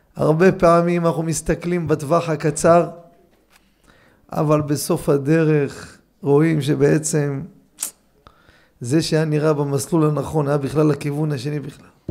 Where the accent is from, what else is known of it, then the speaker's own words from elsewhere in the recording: Jerusalem, Jerusalem District, Israel; אני מקטמונים.